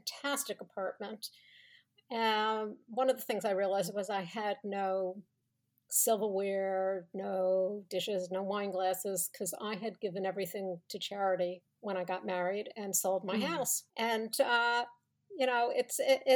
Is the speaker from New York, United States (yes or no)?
yes; Long Island, New York, United States; moved away as an adult; also born or lived in Israel / California / Colorado / Manhattan; now in Connecticut, United States; I grew up in Long Island, the oldest of five